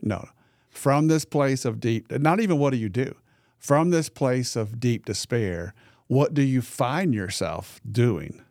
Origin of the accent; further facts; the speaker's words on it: the Delta, Arkansas, United States; I grew up in the Delta. very, very poor part of Arkansas.